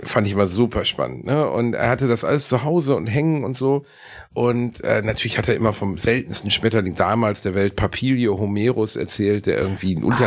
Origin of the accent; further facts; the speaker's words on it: Gelsenkirchen, North Rhine-Westphalia, Germany; ich komme aus Gelsenkirchen, mein Großeltern aus Leverkusen